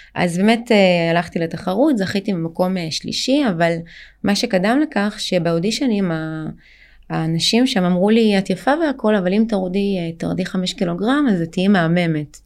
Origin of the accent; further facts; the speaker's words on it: Israel; also born or lived in Ukraine; אני באמת עליתי לארץ אה, מאוקראינה